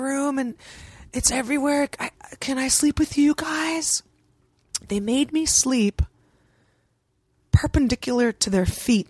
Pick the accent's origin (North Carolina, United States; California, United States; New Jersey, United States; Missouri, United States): California, United States; San Francisco; I grew up in San Francisco.